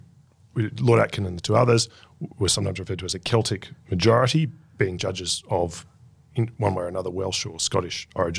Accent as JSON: {"language": "English", "region": "Queensland", "country": "Australia", "said": "we know no equal."}